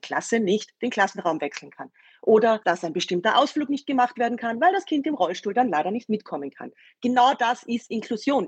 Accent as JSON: {"language": "German", "region": "Vienna", "country": "Austria", "said": "bei uns in Wien"}